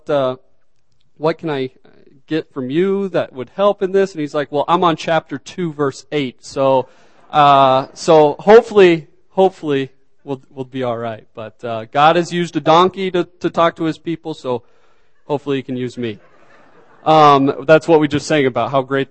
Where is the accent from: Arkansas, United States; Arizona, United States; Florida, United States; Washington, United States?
Arkansas, United States; moved away; originally from Arkansas